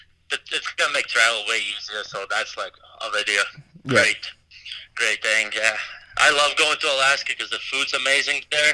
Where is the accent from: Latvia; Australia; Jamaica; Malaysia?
Latvia; now in United States; I just grew up playing Latvia. I think we only had like 16 rinks in the whole country when I was growing up.